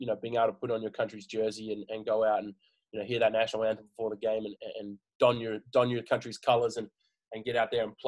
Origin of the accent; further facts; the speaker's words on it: Australia; moved away; we're very Australian